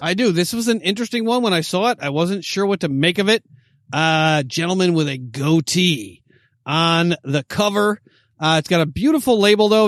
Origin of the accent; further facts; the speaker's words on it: upstate New York, United States; now in Los Angeles, United States; upstate New York population two thousand in my hometown